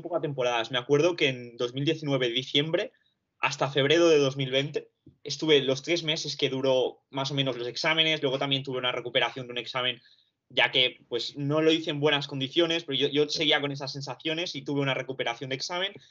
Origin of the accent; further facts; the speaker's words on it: Barcelona, Catalonia, Spain; also born or lived in Romania; now in London, United Kingdom; Yo soy de Rumanía, vine aquí cuando tenía dos años con mis padres